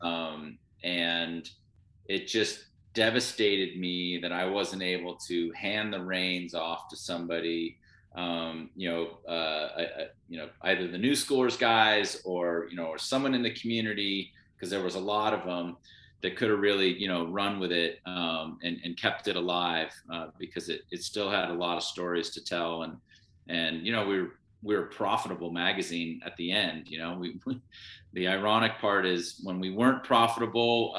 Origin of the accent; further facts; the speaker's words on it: Sun Valley, Idaho, United States; I grew up in Sun Valley, Idaho. We moved there when I was 7.